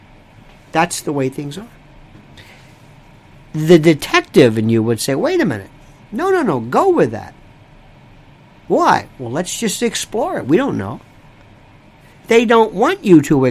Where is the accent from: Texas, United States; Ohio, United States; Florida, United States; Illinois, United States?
Florida, United States; Florida, my home state